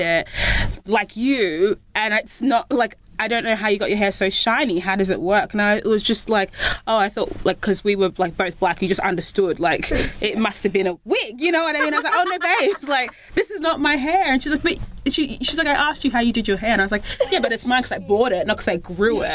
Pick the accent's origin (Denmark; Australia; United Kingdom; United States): Australia; Flex was born in Australia